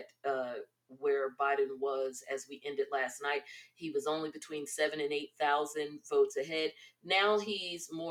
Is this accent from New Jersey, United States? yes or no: yes; New Jersey, United States; my home state.